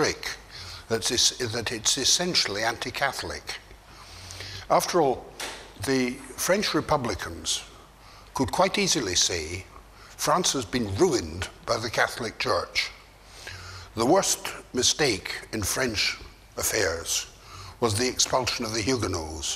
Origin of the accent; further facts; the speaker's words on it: Scotland, United Kingdom; moved away; also born or lived in Turkey; I, as a Scotsman